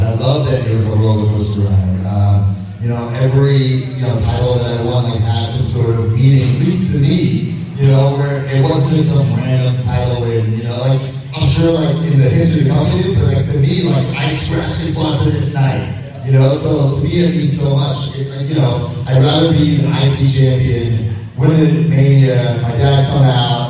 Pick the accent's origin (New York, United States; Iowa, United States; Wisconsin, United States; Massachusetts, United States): New York, United States